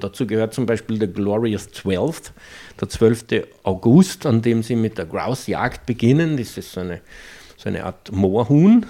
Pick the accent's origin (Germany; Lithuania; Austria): Austria; accent: Austrian dialect; ich habe sie plötzlich im österreichischen Dialekt angeredet